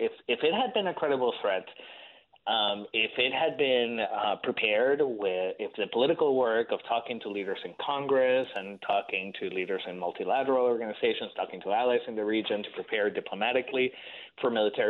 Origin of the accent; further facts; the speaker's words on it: Caracas, Capital District, Venezuela; moved away; I grew up in Caracas, in the capital. Lovely city back then.